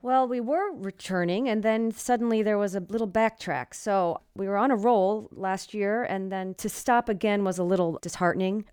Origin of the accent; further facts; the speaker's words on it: United States; merging our American and our Armenian essence of who we are